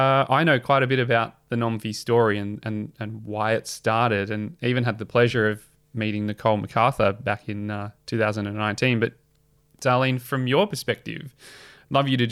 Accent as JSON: {"language": "English", "town": "Melbourne", "region": "Victoria", "country": "Australia", "said": "I'm from Melbourne"}